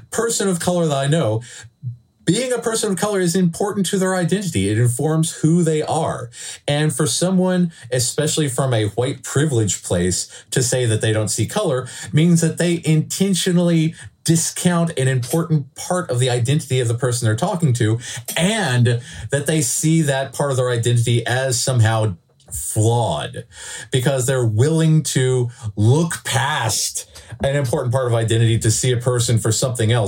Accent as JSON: {"language": "English", "country": "Canada", "said": "We are proud to be Canadian. This is the land of our heritage"}